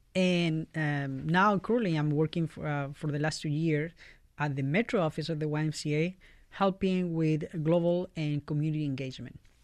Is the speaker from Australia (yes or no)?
no; Valparaíso, Chile; English is a second language; moved away as an adult; now in Fort Wayne, United States; I'm from Chile, uh, all the way in South America